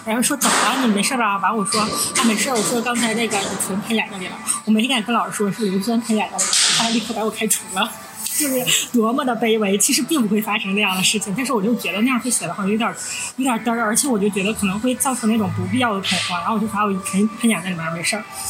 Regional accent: Northeast China, China; 我们是三个来自东北的 ladies，

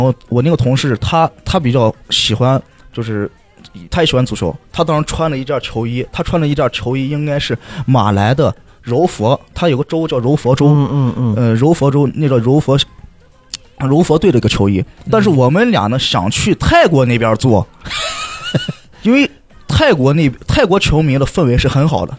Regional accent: China; moved away; 我们是，China，China

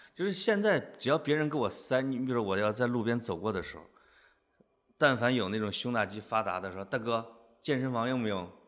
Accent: Henan, China; accent: Henan dialect; moved away as an adult; now in Beijing, China; 听见我们河南话了没

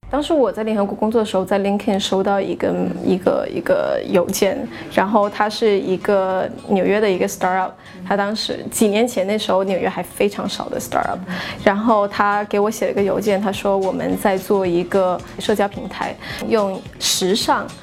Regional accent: China; moved away; 当时只有我一个中国人

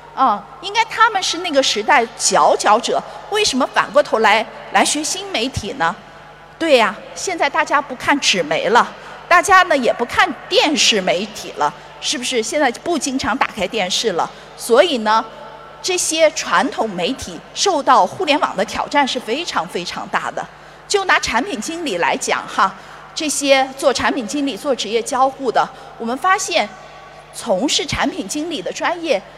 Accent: China; 我们中国人

